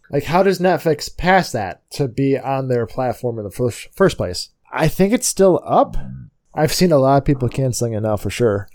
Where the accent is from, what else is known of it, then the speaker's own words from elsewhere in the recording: United States; I'm American